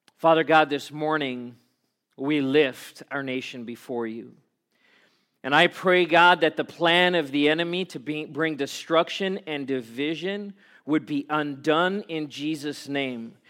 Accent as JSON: {"language": "English", "country": "South Africa", "tie": "born or raised there", "moved": "yes", "said": "I grew up in South Africa"}